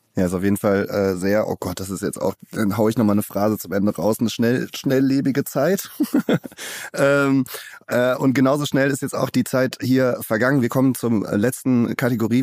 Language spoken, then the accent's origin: German; Cologne, North Rhine-Westphalia, Germany; ich halt äh, gebürtiger Kölner bin